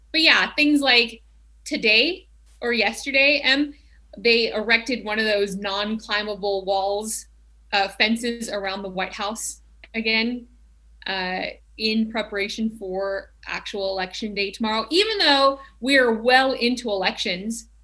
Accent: Tennessee, United States; now in Glendale, United States; I grew up in Tennessee

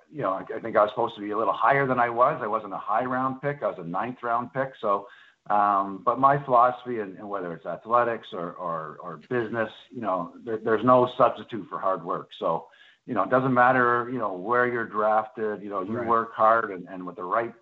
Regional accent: Hamilton, Ontario, Canada; also born or lived in Ottawa / Toronto; I grew up in Hamilton, Ontario

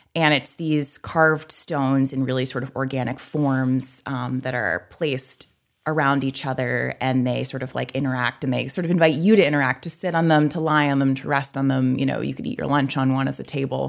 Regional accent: Midcoast Maine, United States; moved away as an adult; also born or lived in Boston / New York / Portland, Maine; I grew up in the Midcoast, so now I'm in Portland

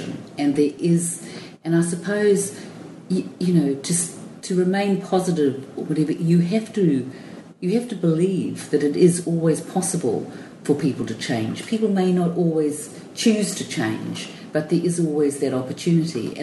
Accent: Cape Town, Western Cape, South Africa; I was born in Cape Town.

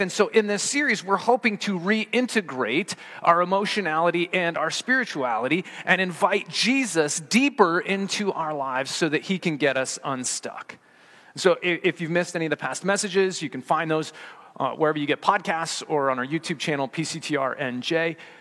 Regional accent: Colorado, United States; growing up in Colorado

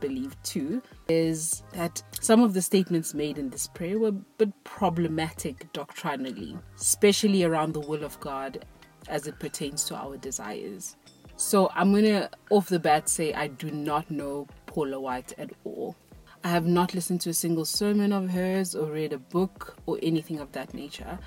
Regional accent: South Africa; I'm not American, I'm South African

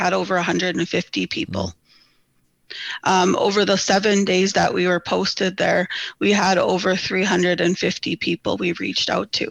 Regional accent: Enoch, Alberta, Canada; also born or lived in Edmonton, Alberta; I'm from Enoch

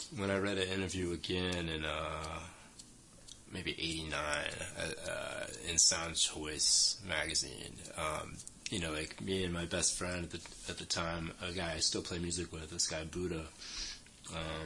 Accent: South Florida, United States; now in New York, United States; From South Florida. Okay. Yeah, from just a little bit north of Miami.

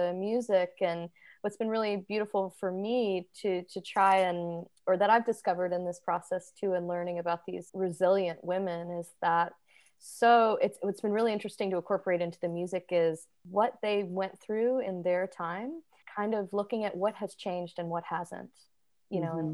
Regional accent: West Palm Beach, Florida, United States; now in Nashville, United States; I'm originally from West Palm Beach, Florida, and I am a Grammy-nominated independent songwriter and artist living in Nashville, Tennessee

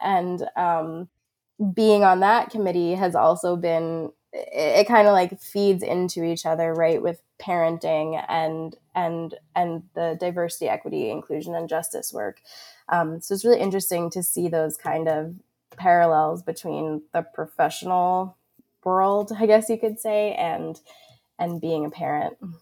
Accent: Long Island, New York, United States; moved away as an adult; now in Vermont, United States; I was born and raised on Long Island, New York, and, and have only ever lived there until I moved to Vermont in twenty thirteen

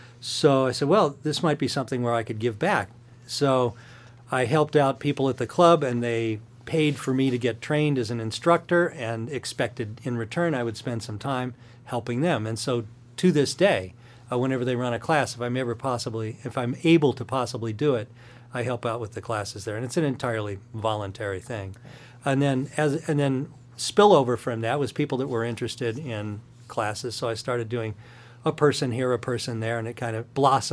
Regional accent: Midwest, United States; I grew up in the Midwest, enjoyed that, moved out to go to music school

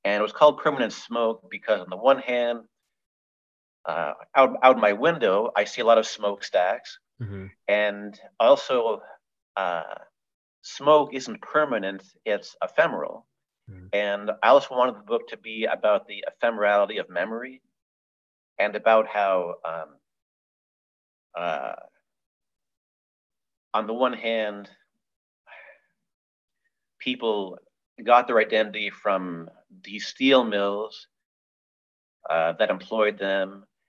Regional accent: Hamilton, Ontario, Canada; my hometown of Hamilton, which is on the western tip of Lake Ontario

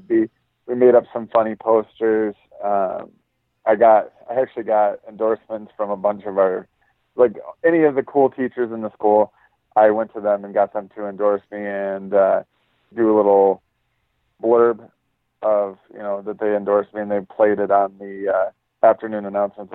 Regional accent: Michigan, United States; also born or lived in Grand Rapids, Michigan / Grant, Michigan; I was born in Grand Rapids, Michigan, and raised in Grand Rapids area until about fourth grade. Then we moved an hour north

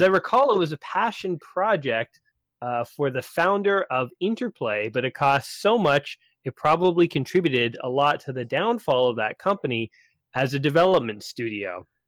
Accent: Canada; Well, I am Canadian, so we say things differently.

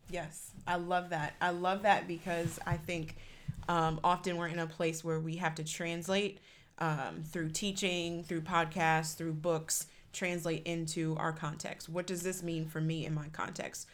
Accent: Cleveland, Ohio, United States; moved away as an adult; also born or lived in St. Louis; I grew up in Cleveland.

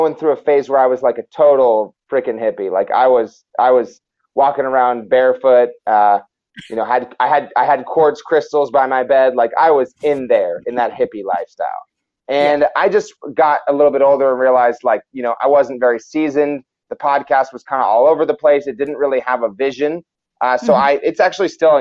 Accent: United States; I was born in Washington. I've lived in Washington my whole life.

